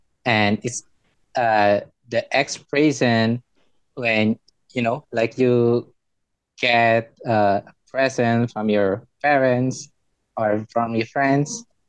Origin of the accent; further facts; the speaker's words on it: Indonesia; English is a second language; I'm from Indonesia